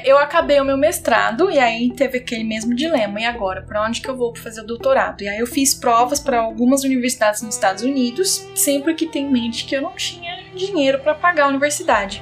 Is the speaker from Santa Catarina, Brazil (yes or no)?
no; São Paulo, Brazil; moved away as an adult; also born or lived in Bulgaria / United States / Australia; eu sou de São Paulo